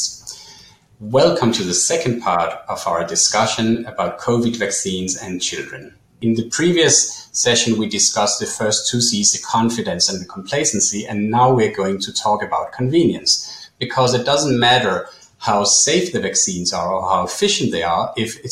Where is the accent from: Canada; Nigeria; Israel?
Israel; in my home country, in Israel